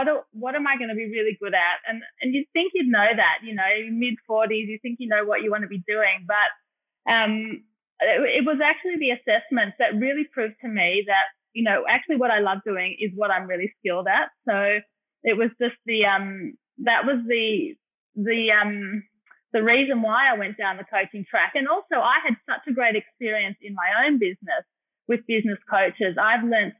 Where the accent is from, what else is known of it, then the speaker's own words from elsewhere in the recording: Melbourne, Victoria, Australia; I did grow up here in Melbourne